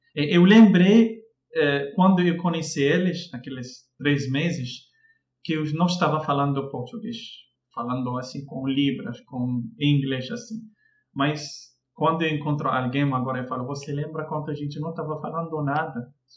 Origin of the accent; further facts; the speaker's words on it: Casablanca, Casablanca-Settat, Morocco; Portuguese is a second language; moved away as an adult; now in Rio de Janeiro, Brazil; eu sou do Marrocos, eh, eu vim da Casablanca